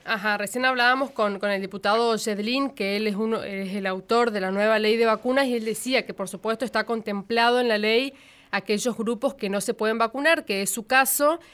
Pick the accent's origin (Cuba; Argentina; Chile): Argentina; Presidencia Roque Sáenz Peña, Chaco; moved away as an adult; now in Buenos Aires, Argentina; yo vengo de Sespeña, Chaco, venía a Buenos Aires con todos esos miedos